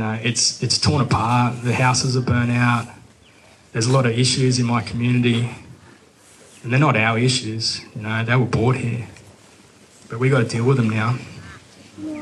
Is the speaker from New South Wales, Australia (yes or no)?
yes; Grafton, New South Wales, Australia; I grew up here in the Clarence Valley. I grew up in Grafton, so just on the upper side of the Clarence River.